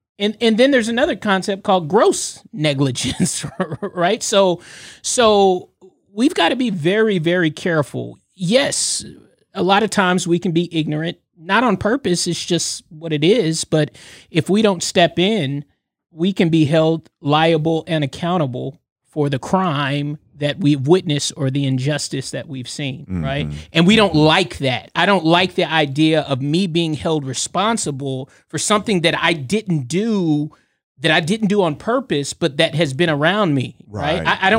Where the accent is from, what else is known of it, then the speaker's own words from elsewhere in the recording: California, United States; we're from California. My family's from California